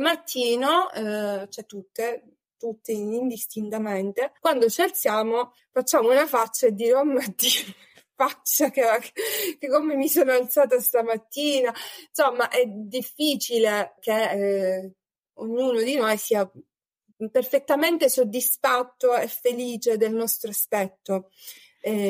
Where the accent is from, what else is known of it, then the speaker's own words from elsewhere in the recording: Sicily, Italy; ho 34 anni, eh, sono siciliana